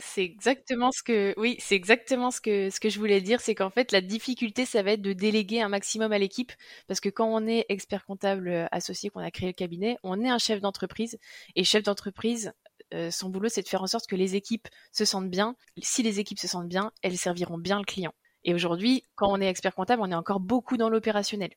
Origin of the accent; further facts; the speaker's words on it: Nantes, Pays de la Loire, France; je suis nantaise depuis toujours